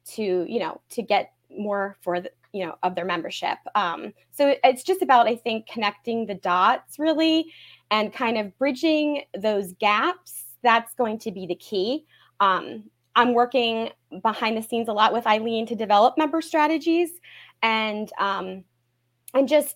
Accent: Pottstown, Pennsylvania, United States; I was born and raised in Pottstown

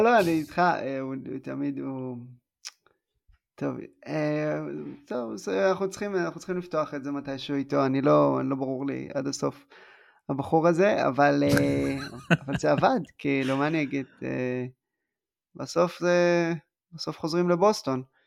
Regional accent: southern Israel, Israel; אני בא מה, מהדרום

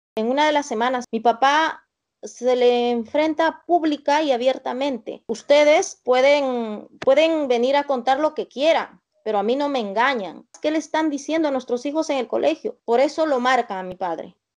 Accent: Soras, Ayacucho, Peru; mi pueblito es un pueblito muy, muy pequeño

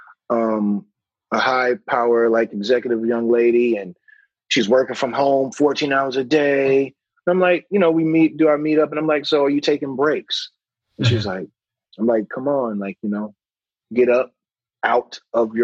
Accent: North Carolina, United States; moved away; I grew up in North Carolina, so Bible Belt

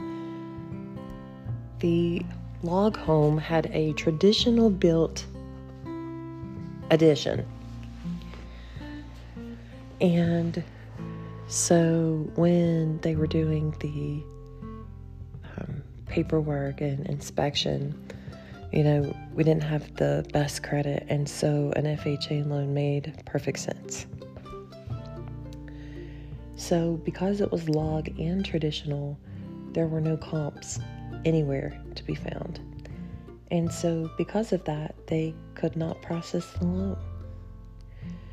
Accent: Logan, West Virginia, United States; now in Beckley, United States; my hometown, where I was born and raised

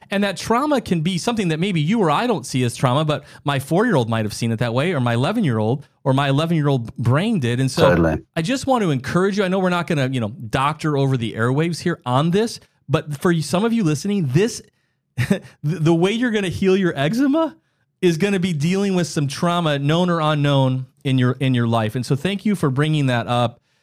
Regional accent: South Dakota, United States; I grew up in the Midwest of the United States, South Dakota

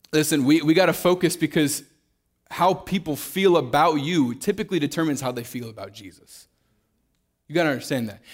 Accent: Kansas City, Missouri, United States; moved away as an adult; now in Fort Worth, United States; I grew up, uh, born and raised in Kansas City, Missouri

